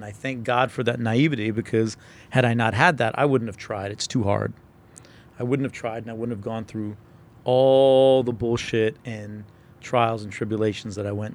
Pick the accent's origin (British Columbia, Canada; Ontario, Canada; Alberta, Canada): Alberta, Canada; Calgary; also born or lived in Toronto; I grew up in Calgary. I was born in Toronto, but when I was two, we moved to Calgary